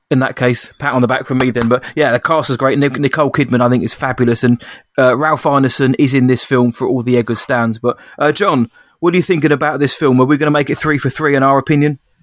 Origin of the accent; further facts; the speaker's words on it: England, United Kingdom; I'm I'm English